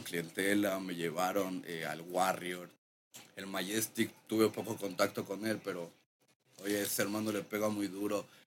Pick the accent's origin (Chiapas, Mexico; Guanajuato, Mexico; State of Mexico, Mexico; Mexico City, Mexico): Mexico City, Mexico; Yo crecí allá de ese bloque de la Culhuacán, CTM